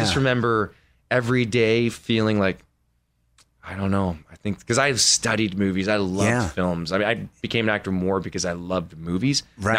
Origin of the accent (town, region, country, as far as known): Minnesota, United States